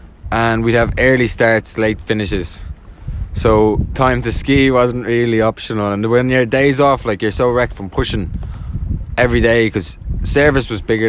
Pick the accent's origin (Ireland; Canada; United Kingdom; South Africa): Ireland; Dublin, Leinster; From Nutgrove Avenue, South Dublin.